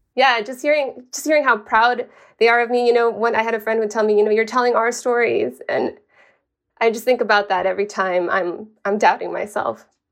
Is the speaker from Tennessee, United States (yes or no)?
no; El Paso, Texas, United States; moved away as an adult; now in Sacramento, United States; my hometown